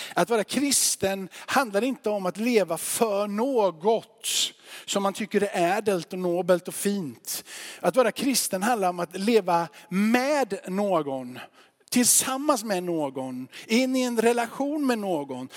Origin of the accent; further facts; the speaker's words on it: Sweden; vi svenskar